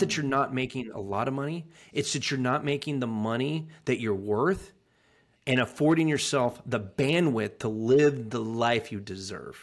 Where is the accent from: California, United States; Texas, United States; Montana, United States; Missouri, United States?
California, United States; Sacramento; moved away; also born or lived in England / Anchorage, Alaska; a good old, like, Polish farmer from Northern California